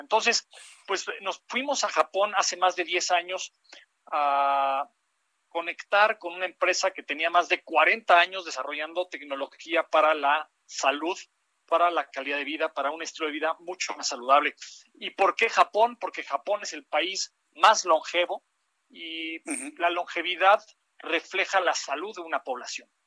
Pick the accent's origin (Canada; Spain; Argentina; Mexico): Mexico